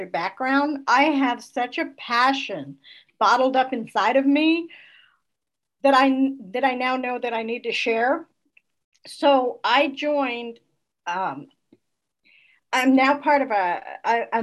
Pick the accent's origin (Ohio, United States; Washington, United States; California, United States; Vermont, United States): Vermont, United States; Northern; now in North Florida, United States; I live in a small town, much like I was raised in Northern Vermont.